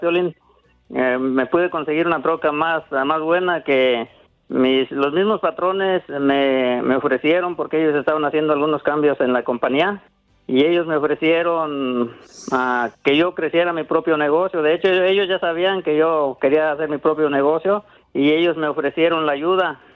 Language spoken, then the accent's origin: Spanish; Susupuato, Michoacán, Mexico; now in United States; Yo soy de un lado de Zitácuaro, Michoacán